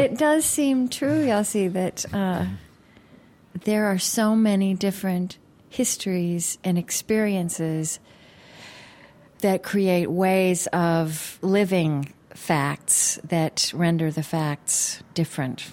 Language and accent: English; United States; as an American